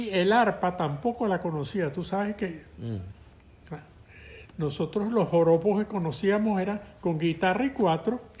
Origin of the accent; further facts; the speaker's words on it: Llanos, Venezuela; me encantó la música del llano. Y yo me enorgullecía de enseñar que esa música era de mi tierra, pues, aunque no la había oído aquí todavía.